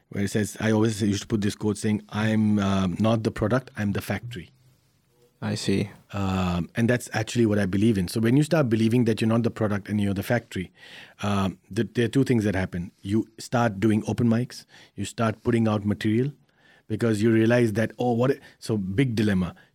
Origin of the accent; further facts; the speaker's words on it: India; I, I, come from a very very interesting background uh, as an Indian.